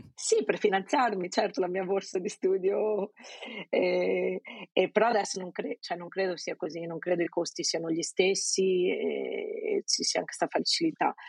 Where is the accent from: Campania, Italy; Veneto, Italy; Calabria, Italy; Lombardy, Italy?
Veneto, Italy; province of Venice; moved away as an adult; also born or lived in England / London / South Africa; now in Lisbon, Portugal; sono veneta, vengo da un piccolo paesino nella provincia di Venezia, nella pianura padana.